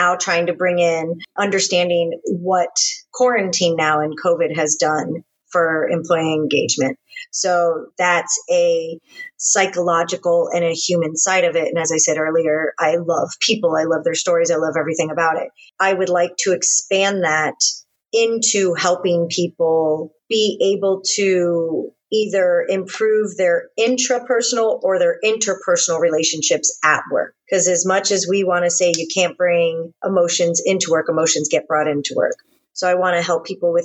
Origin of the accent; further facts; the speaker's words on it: Space Coast, Florida, United States; moved away as an adult; also born or lived in Alabama / California; now in Texas, United States; I'm an only child raised in Florida. And very luckily, I was raised on the Space Coast.